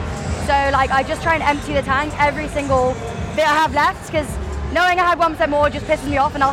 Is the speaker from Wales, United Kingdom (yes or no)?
no; London, United Kingdom; I'm from London.